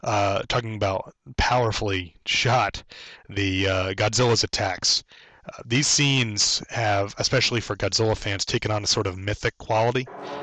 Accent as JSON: {"language": "English", "country": "United States", "said": "as an American"}